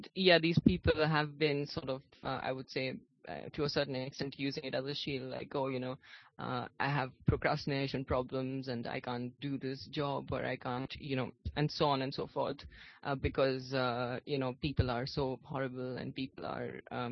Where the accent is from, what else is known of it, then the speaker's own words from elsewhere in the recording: India; I'm from India